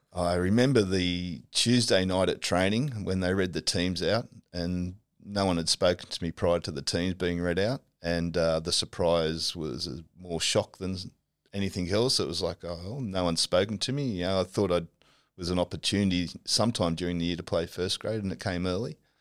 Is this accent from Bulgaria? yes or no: no; Normanhurst, New South Wales, Australia; I grew up at Normanhurst